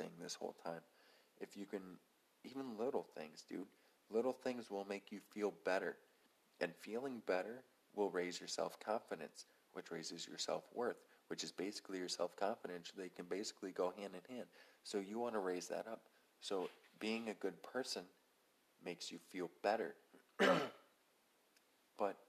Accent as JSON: {"language": "English", "country": "United States", "said": "we're all American"}